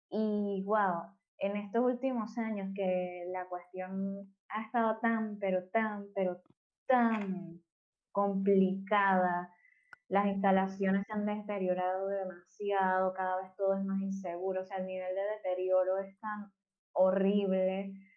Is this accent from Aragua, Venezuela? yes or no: yes; Maracay, Aragua, Venezuela; yo soy de Maracay y crecí en, bueno, Maracay es nulísima